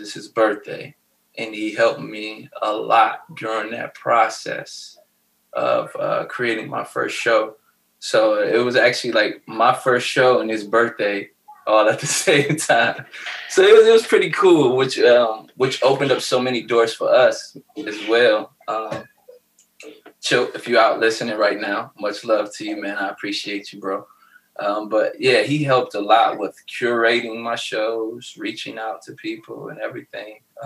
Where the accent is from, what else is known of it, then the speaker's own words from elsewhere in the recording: Cleveland, Ohio, United States; now in Columbus, United States; Growing up in Cleveland